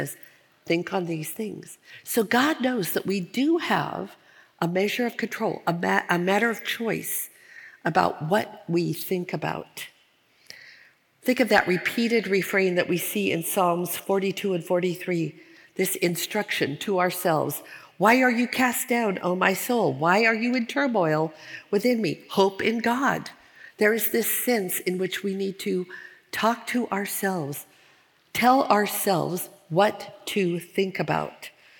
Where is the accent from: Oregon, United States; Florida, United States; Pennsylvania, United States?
Oregon, United States; Portland; moved away as an adult; also born or lived in Minnesota; we had just moved from Minnesota back to my hometown of Portland, Oregon, and we started going to the church that I grew up in.